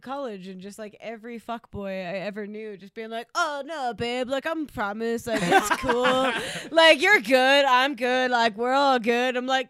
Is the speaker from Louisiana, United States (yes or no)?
no; Atlanta, Georgia, United States; moved away; I grew up in Atlanta